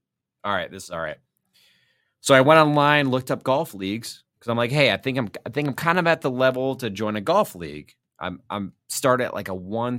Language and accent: English; Toledo, Ohio, United States; now in Cleveland, United States; So I'm from Toledo originally.